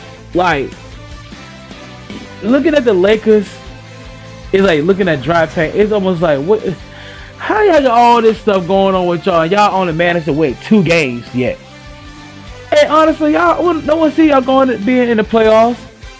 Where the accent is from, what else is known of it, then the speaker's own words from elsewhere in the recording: Seven Cities, Virginia, United States; I'm from the Seven Cities